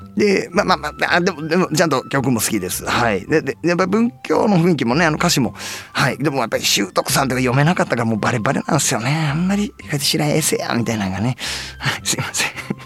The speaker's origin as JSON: {"language": "Japanese", "region": "Nara", "country": "Japan", "tie": "born or raised there", "said": "あのうちの地元奈良県なんですけど"}